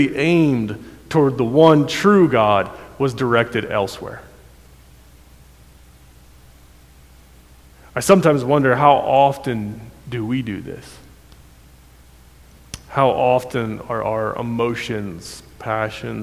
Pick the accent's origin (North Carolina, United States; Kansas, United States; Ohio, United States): Ohio, United States; moved away as an adult; also born or lived in Kentucky; I was from Ohio